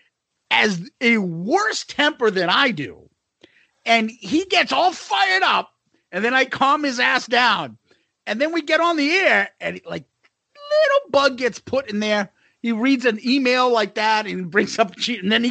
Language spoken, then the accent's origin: English; Boston, Massachusetts, United States; we're from Boston